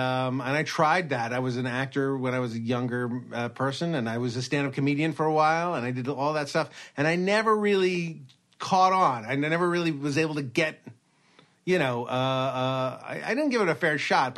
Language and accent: English; Los Angeles, California, United States; born or raised there; also born or lived in Brooklyn, New York